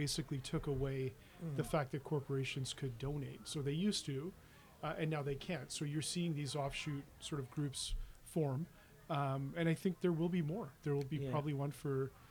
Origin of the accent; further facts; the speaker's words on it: Toronto, Ontario, Canada; we've grown up together growing up in Scarborough